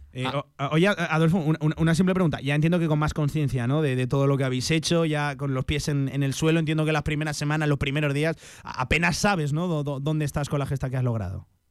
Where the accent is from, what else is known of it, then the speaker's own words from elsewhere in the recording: Alcorisa, Aragon, Spain; sea mi pueblo